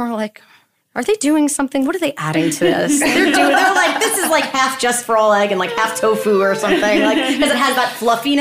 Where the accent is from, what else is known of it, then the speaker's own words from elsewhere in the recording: New York City, New York, United States; also born or lived in Queens, New York; we moved to the Upper East Side and I grew up